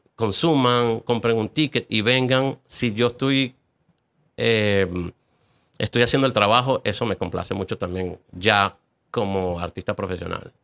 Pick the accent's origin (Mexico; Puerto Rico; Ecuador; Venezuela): Venezuela; moved away as an adult; now in Atlanta, United States; no quería vivir en Venezuela, no me sentía parte de esa